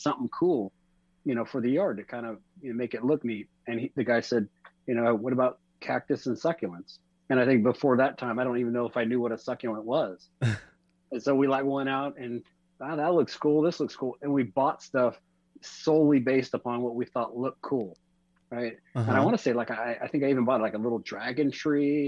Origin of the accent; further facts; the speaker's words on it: Orange County, California, United States; Born and raised in Orange County, California